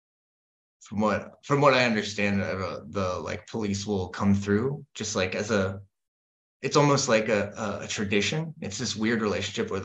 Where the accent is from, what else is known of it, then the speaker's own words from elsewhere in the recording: United States; moved away as an adult; now in Denmark; I'm the American